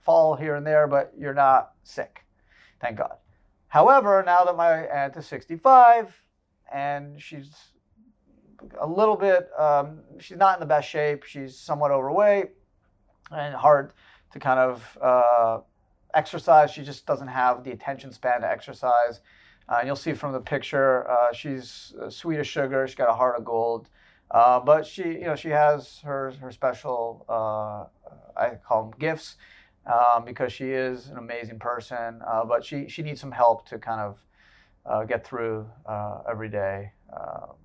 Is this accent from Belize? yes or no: no; Canada; moved away as an adult; now in United States; I was born in Canada and I spent first 22 years of my life there